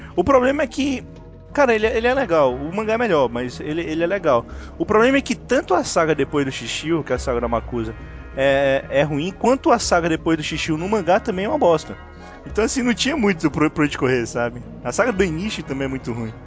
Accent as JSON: {"language": "Portuguese", "region": "Ceará", "country": "Brazil", "said": "eu sou do Ceará"}